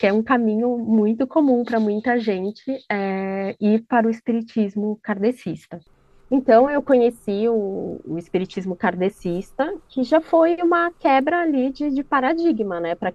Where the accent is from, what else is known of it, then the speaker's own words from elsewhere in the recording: São Paulo, Brazil; Eu estou falando de São Paulo, mais especificamente aqui da região próxima à Avenida Paulista.